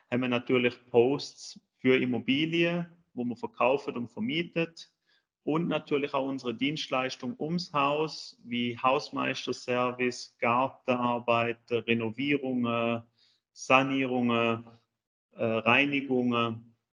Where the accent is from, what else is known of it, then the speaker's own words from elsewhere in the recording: Switzerland; now in Germany; wie schon gesagt. Ich bin ursprünglich Schweizer, wohne jetzt seit neun Jahren in Deutschland, verheiratet, zwei Kids.